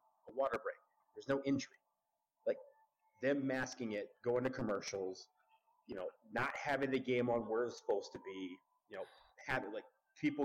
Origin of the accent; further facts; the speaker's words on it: Detroit, Michigan, United States; I'm from Detroit